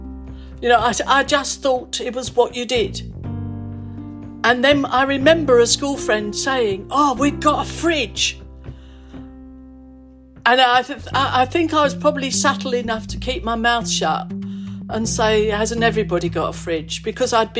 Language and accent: English; London, United Kingdom; I was born in Hackney, in London, E5.